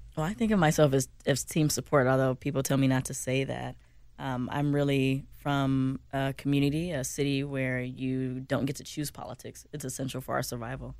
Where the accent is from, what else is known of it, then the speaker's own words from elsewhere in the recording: Chicago, Illinois, United States; now in Minnesota, United States; I'm from Chicago